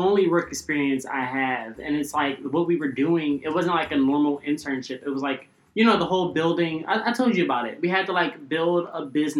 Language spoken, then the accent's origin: English; Philadelphia, Pennsylvania, United States; I'm from Philadelphia, born and raised.